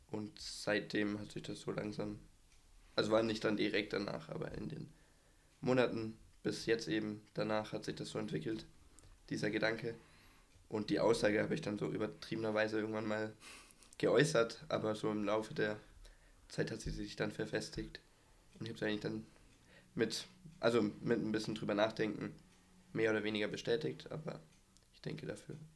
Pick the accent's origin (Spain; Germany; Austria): Germany; Erlangen, Bavaria; now in Bayreuth, Germany; Ich bin 19, komme aus Erlangen, aber wohne im Moment in Bayreuth.